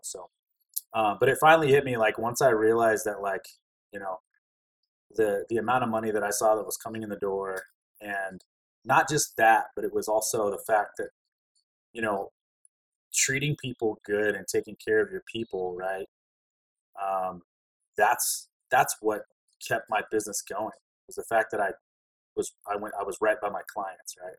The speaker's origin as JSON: {"language": "English", "region": "Alaska", "country": "United States", "tie": "born or raised there", "also_born_or_lived": "Louisiana", "moved": "yes", "said": "I grew up in Alaska. I spent most of my years there. Alaska's home"}